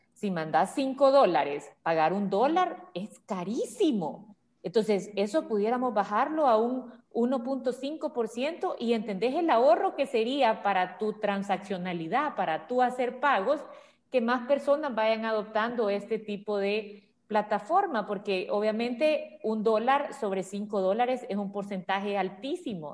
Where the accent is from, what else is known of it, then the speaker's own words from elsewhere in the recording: El Salvador; nosotros como salvadoreños